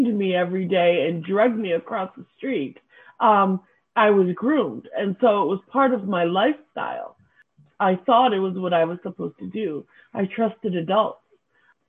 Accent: upstate New York, United States; also born or lived in Santa Barbara, California / Boston / Cape Cod; Lived in Cape Cod for a little while with my adoptive family before we settled in upstate New York. Since I was about four

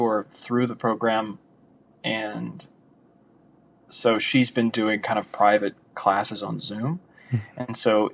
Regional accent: Louisiana, United States; moved away as an adult; now in Los Angeles, United States; I'm from Louisiana originally

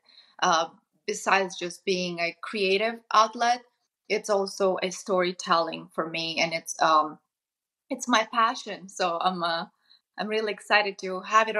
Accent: Moldova; moved away; I come from Eastern Europe, from Moldova

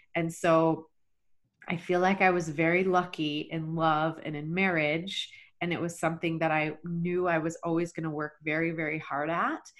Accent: Texas, United States; moved away as an adult; also born or lived in Rexburg, Idaho / Boise, Idaho; was born and raised in Texas

